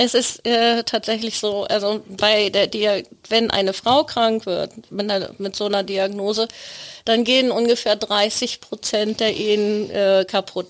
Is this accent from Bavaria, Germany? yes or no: no; Plön, Schleswig-Holstein, Germany; Ich komme aus Plön